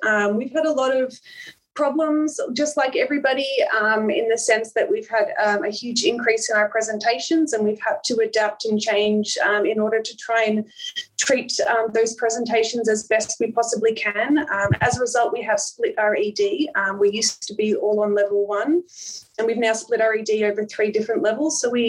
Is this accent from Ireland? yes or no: yes; Ireland; now in Melbourne, Australia; So I originally came over from Ireland. So I actually, I'm not Australian born. I came over from Ireland and I did my undergrad here in Melbourne through La Trobe in nursing.